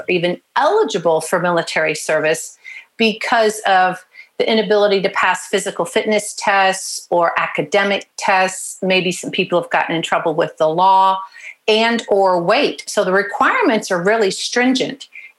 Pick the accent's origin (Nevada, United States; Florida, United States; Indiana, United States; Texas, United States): Florida, United States; Pensacola; born there; also born or lived in Paris, France; I was born in Pensacola, Florida. Dad was in pilot training. Then I went to preschool in a French-speaking preschool in Paris, France.